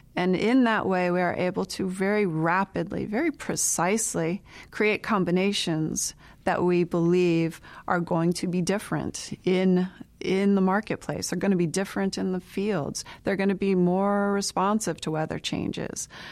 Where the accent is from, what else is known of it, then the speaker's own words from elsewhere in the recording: Southwest Florida, United States; moved away as an adult; now in Iowa, United States; I grew up in Southwest Florida.